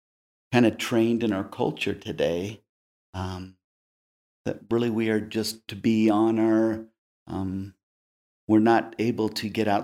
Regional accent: Texas, United States; Oh, I did. My father was a missionary. And we're all from Texas, big family out of Texas.

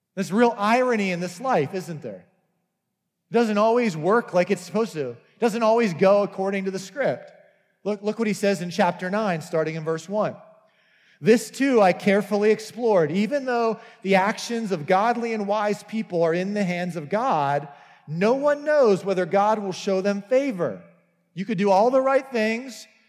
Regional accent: United States

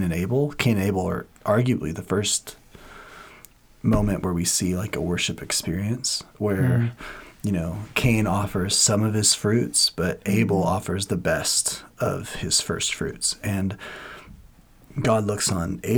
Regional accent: Washington, United States; I'm from Washington, and in Washington, like, people are crazy fanatic Seahawk fans

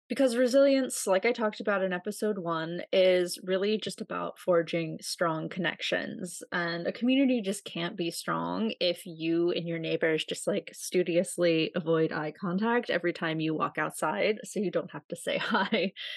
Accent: United States; accent: American; also born or lived in Russia; who heard my accent and were like, "Oh my God, I've always wanted to meet an American

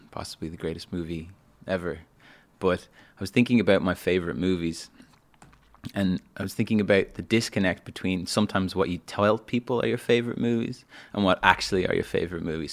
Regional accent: Dublin, Leinster, Ireland; moved away as an adult; also born or lived in London; I grew up in Dublin

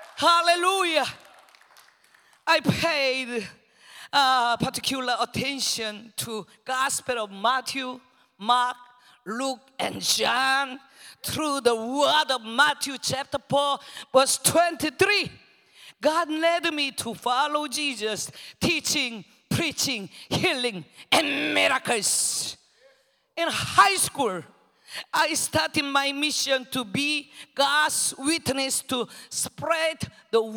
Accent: Seoul, South Korea; English is a second language; moved away as an adult; now in Philippines; I was born in Seoul, Korea

